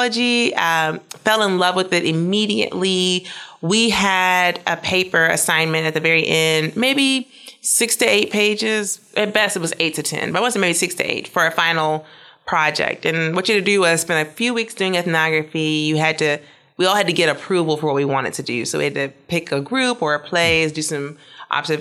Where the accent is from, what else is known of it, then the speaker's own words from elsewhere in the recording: Mississippi, United States; moved away; I grew up in Mississippi